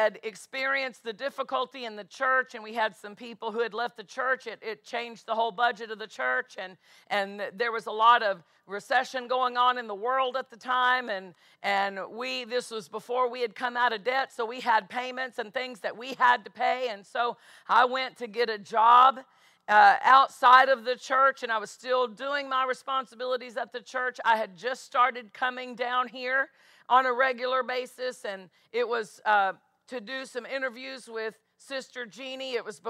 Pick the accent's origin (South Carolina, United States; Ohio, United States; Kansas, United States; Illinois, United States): Kansas, United States; DeSoto; I'm halfway to Topeka. I was from DeSoto. I worked in Topeka at that time